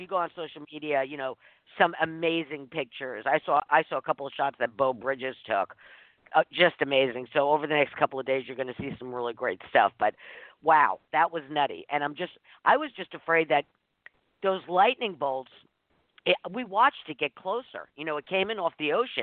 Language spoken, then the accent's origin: English; East Coast, United States; now in Redondo Beach, United States; I'm from the East Coast